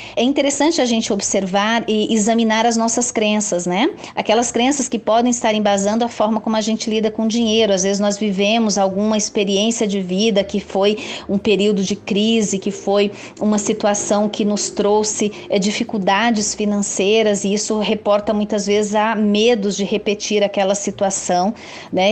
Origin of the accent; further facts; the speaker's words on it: Brazil; Como brasileiros nós